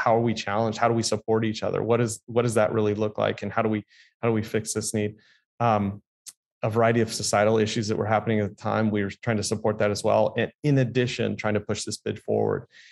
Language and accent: English; San Diego, California, United States; I grew up here in San Diego